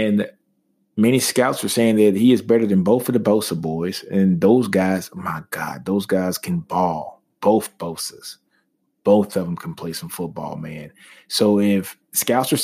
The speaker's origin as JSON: {"language": "English", "town": "Shreveport", "region": "Louisiana", "country": "United States", "also_born_or_lived": "Austin, Texas", "said": "I'm from Shreveport"}